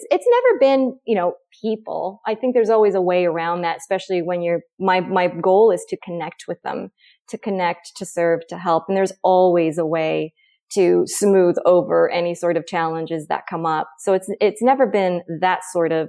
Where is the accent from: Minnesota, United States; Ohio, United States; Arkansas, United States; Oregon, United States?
Oregon, United States; moved away as an adult; also born or lived in San Francisco / Tucson; I moved back to my home state of Oregon